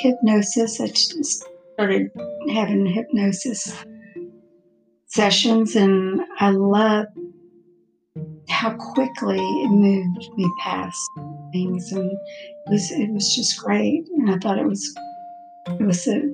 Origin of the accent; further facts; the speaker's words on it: Port Arthur, Texas, United States; now in Houston, United States; I was born and raised in Port Arthur, Texas